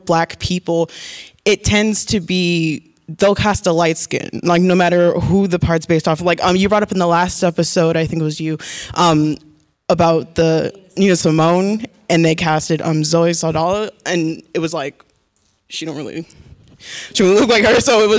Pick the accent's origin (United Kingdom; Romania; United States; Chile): United States; Phoenix, Arizona; I'm from Phoenix, Arizona, and I'm a psychology major.